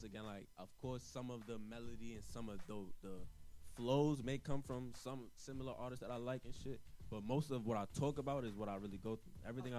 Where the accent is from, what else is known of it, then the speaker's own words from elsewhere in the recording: New York City, New York, United States; moved away as an adult; also born or lived in Los Angeles; Once again, I'm from Brooklyn, East New York.